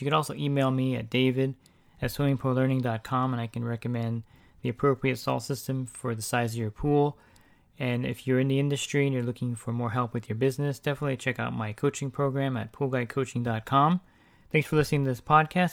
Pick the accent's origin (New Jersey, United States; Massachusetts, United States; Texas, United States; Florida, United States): New Jersey, United States; accent: East Coast; now in California, United States; I actually am from the East Coast, I'm from New Jersey, uh, but I've been in California for a long time.